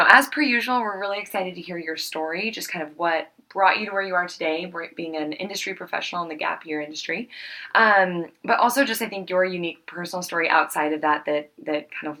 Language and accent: English; Midwest, United States; moved away as an adult; also born or lived in Kansas City; now in Oregon, United States; I grew up in the Midwest.